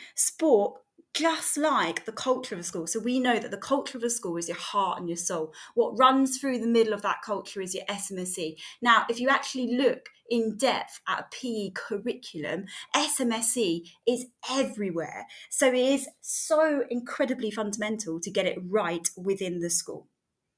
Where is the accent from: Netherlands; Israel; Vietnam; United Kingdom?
United Kingdom; Bovingdon, East of England; used to live in Bovingdon